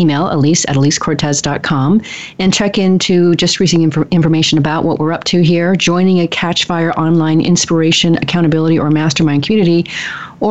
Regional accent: the Northwest, Pacific Northwest, United States; I'm from the Northwest. We don't have accents over there.

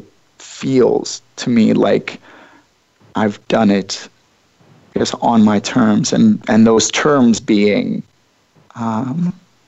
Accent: Midwest, United States; I took 4 years largely away from my hometown, away from the Midwest for the most part.

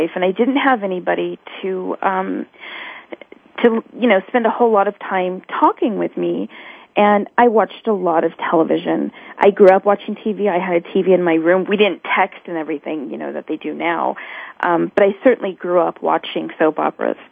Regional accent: San Francisco Bay Area, California, United States; I grew up in San Francisco Bay Area

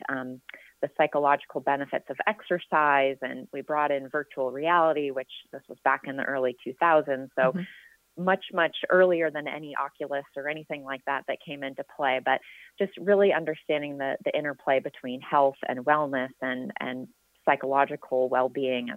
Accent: Seattle, Washington, United States; now in Northern California, United States; I'm actually originally from the Pacific Northwest, from the Seattle area

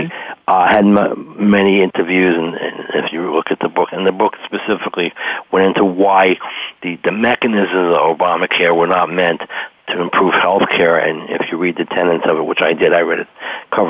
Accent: New York, United States; now in Maryland, United States; I'm originally from New York

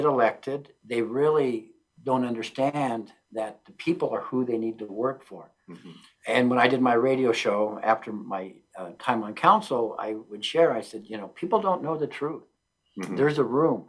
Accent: Pueblo, Colorado, United States; I'm a Puebloan

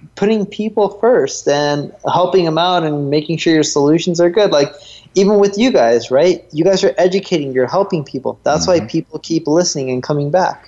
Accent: North Orange County, California, United States; I grew up in Orange County, California, North Orange County

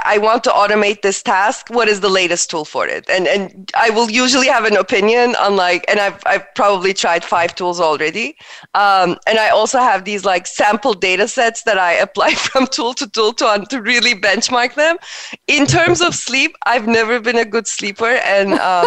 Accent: Turkey; moved away as an adult; also born or lived in East Coast, United States; now in United States; I am originally from Turkey. I moved to United States in early 2000 for college.

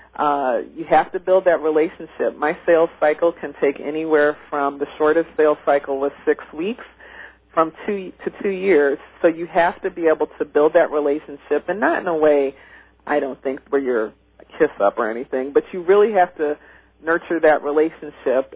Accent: Midwest, United States; when I was growing up in the Midwest

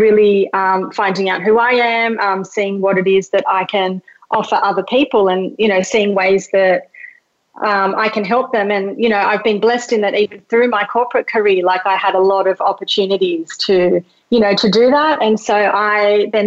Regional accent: Australia; English is a second language; also born or lived in Mauritius; I was like born in Mauritius, which is like a tiny little island, came to Australia when I was 2, didn't speak English

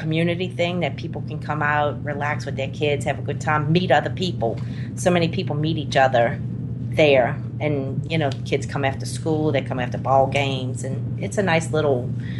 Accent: New Orleans, Louisiana, United States; moved away as an adult; I grew up in New Orleans. I moved here 17 years ago.

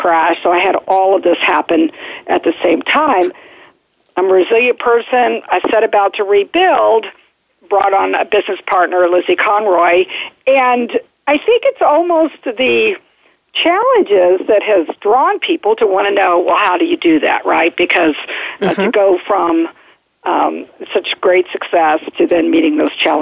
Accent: Midwest, United States; moved away as an adult; also born or lived in Dallas, Texas; now in Washington, D.C. metro region, United States; I grew up in the Midwest, have an entrepreneurial father

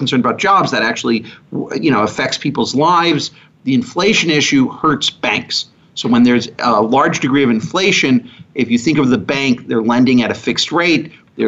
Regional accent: Chicago, Illinois, United States; I grew up in the Chicago area.

